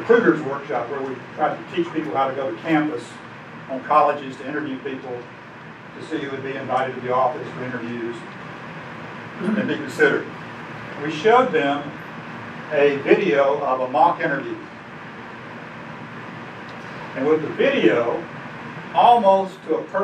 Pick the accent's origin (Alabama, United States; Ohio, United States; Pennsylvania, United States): Alabama, United States; when I was growing up in Alabama